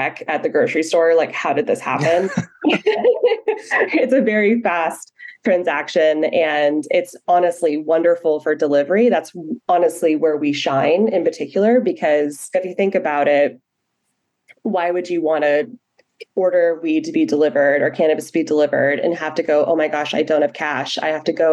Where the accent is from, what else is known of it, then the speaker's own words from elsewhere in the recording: Humboldt County, California, United States; I am from Humboldt County. And if you are not familiar with Humboldt County, it is the mecca of the weed industry.